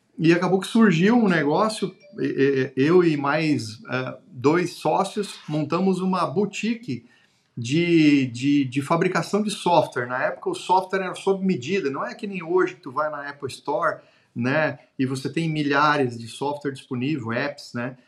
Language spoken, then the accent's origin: Portuguese; Xanxerê, Santa Catarina, Brazil; also born or lived in Florianópolis; sou do interior do estado de Santa Catarina, de uma cidade chamada de Xanxerê